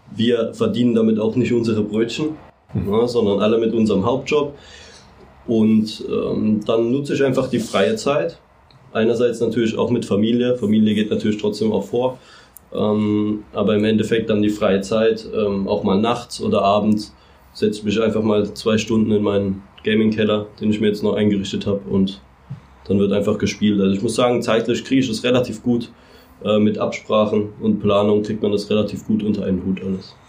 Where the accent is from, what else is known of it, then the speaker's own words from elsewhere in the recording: Mannheim, Baden-Württemberg, Germany; ich bin Mannheimer